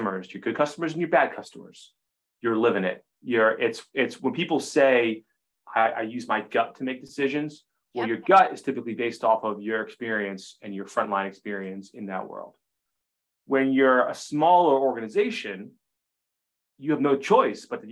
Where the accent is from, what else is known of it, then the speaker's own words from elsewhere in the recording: Maine, United States; 12-year-old boy growing up in Maine